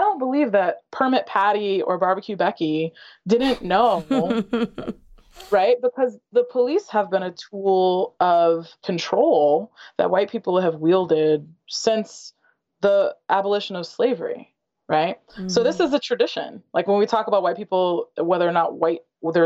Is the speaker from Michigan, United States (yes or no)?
yes; Western Michigan, United States; I grew up in Western Michigan.